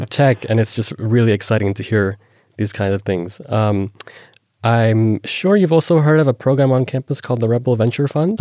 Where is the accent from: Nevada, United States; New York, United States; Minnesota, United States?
Nevada, United States; Las Vegas; I was born and raised in Las Vegas